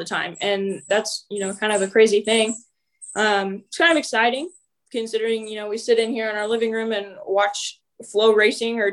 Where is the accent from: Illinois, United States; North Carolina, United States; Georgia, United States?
Illinois, United States; we're from Illinois